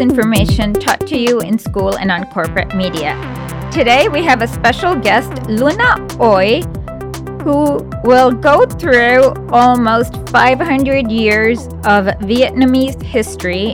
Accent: India; I'm from India

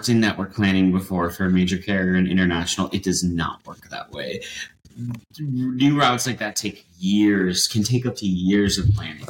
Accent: Dallas, Texas, United States; So I grew up in Dallas with American Airlines.

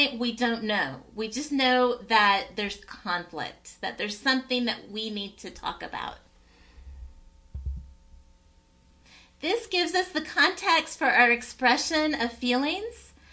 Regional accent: Tennessee, United States; My parents immigrated from a country called Cyprus and I grew up in Tennessee

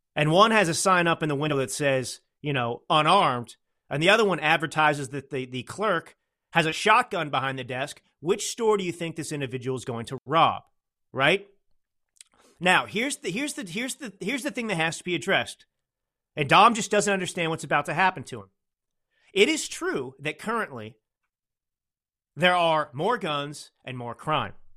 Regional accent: California, United States; as a Californian

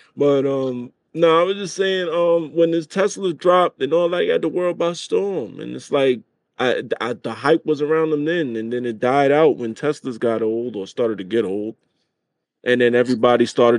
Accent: New York City, New York, United States; I'm from the Bronx, man.

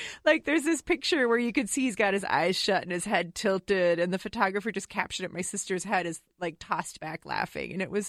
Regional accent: Wisconsin, United States; now in Woodbury, United States; I'm from Wisconsin, so it's kind of like a mishmash, right?

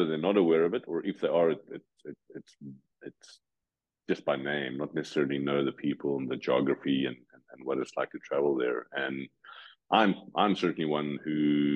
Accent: South Africa; moved away as an adult; now in Switzerland; growing up in South Africa

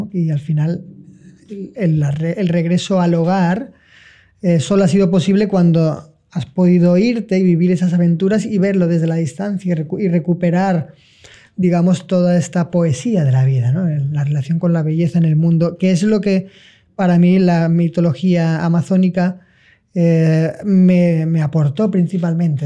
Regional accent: Valencia, Valencian Community, Spain; moved away as an adult; Tenía que volver a mi lugar, que pues yo no soy nativo, sino que soy occidental, que tenía que volver a Valencia

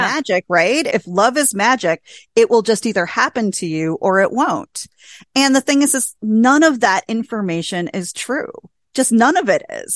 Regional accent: small town Wisconsin, United States; I met my husband in my hometown of five thousand people in small town Wisconsin at a bowling alley.

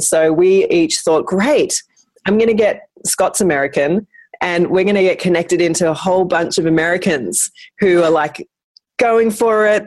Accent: Brisbane, Queensland, Australia; I'm from Brisbane

